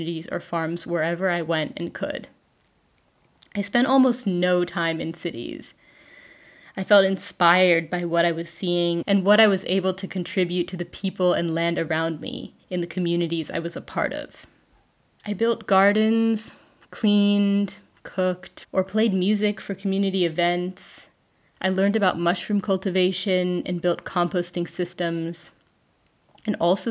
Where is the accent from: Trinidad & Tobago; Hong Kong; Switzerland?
Switzerland; moved away as an adult; Growing up in Switzerland, I'd known about permaculture since high school